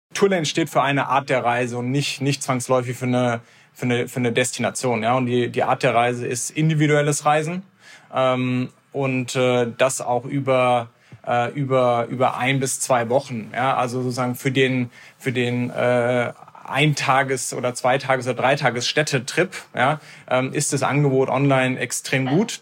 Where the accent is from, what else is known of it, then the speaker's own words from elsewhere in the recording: Heidelberg, Baden-Württemberg, Germany; Wir sind zusammen in Heidelberg aufgewachsen